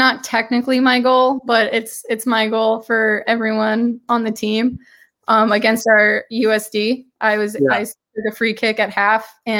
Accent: Sioux Falls, South Dakota, United States; I'm from Sioux Falls, South Dakota.

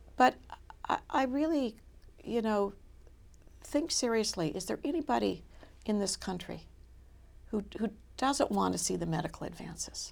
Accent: Minnesota, United States; moved away; also born or lived in Michigan / Boston; I'm from Minnesota.

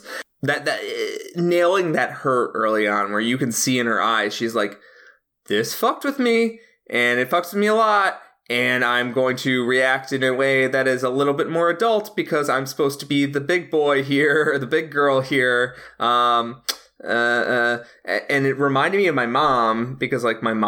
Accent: Chicago, Illinois, United States; As a Chicagoan

